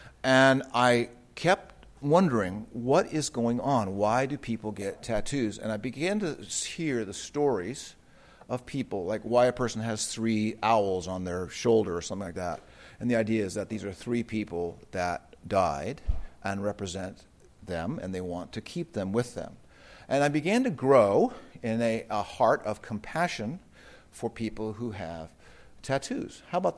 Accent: United States; where I grew up in the United States

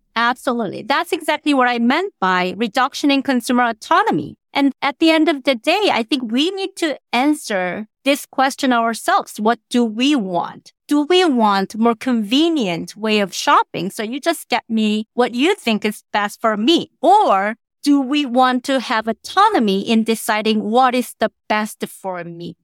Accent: South Korea; now in Qatar; I was born and raised in Korea

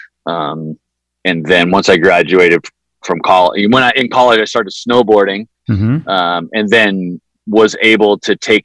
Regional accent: San Diego, California, United States; Growing up in San Diego

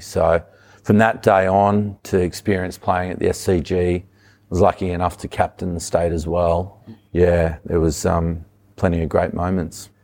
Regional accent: Sydney, New South Wales, Australia; also born or lived in Wollongong; Grew up on the northern beaches.

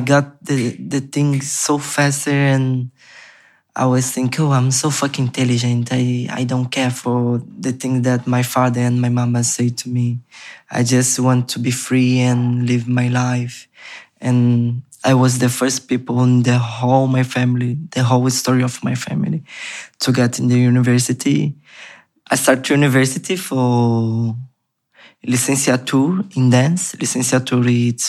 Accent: Rio de Janeiro, Brazil; English is a second language; moved away; I'm from Brazil. I'm Brazilian. I come from Favela da Maré, Complexo da Maré, in Rio de Janeiro.

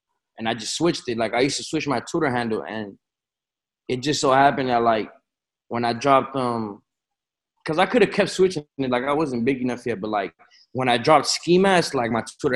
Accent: Florida, United States; also born or lived in Chicago; Yeah, facts. Yeah, I was born in Chicago, and I moved to Florida when I was like 3 or 4, 3 turning 4, somewhere around a year.

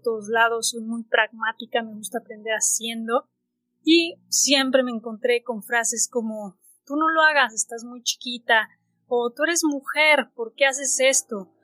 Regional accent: Mexico; soy mexicana

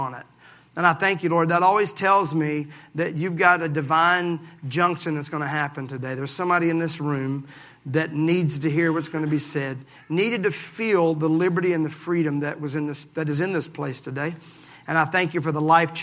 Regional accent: Mississippi, United States; I'm from Mississippi

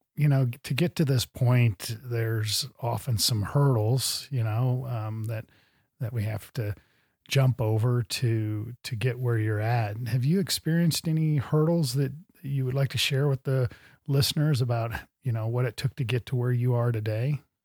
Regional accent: Midwest, United States; now in Montana, United States; I grew up in the Midwest

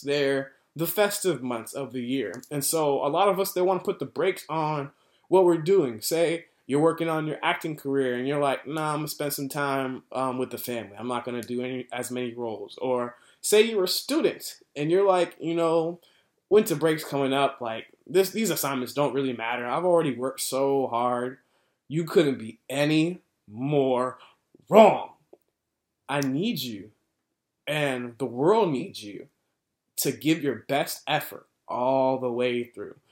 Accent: United States; as an American

